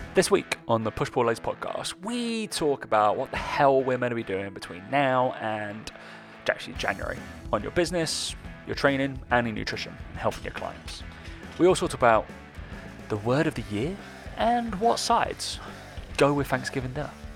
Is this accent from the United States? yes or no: no; Essex, East of England, United Kingdom; accent: Essex; my Essex accent comes out every now and again